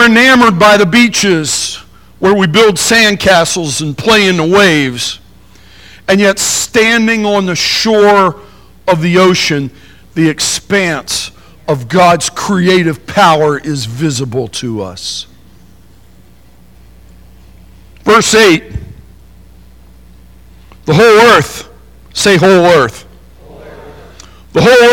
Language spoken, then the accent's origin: English; Appalachian Mountains, Pennsylvania, United States; I remember growing up in the Appalachian Mountains, Pennsylvania